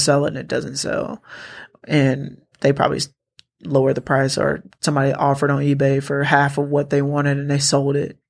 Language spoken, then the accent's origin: English; Atlanta, Georgia, United States; I'm from Atlanta